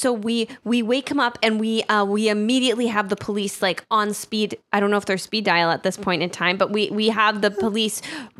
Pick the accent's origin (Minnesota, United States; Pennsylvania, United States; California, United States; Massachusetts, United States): Massachusetts, United States; Boston; I grew up in the Boston area.